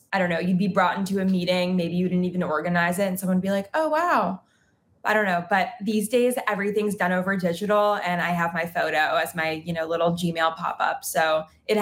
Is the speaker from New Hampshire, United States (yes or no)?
no; New York City, New York, United States; moved away as an adult; now in Los Angeles, United States; I grew up in New York City and I was there pretty much my whole life until 3.5 years ago when I moved to Los Angeles.